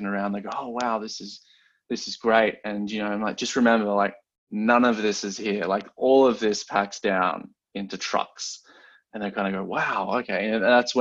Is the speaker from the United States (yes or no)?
no; Australia; moved away; growing up in Australia